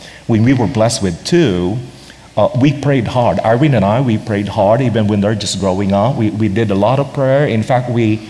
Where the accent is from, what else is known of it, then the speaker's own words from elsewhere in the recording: Philippines; With the Asian American context, for Filipino, for one, we're very relational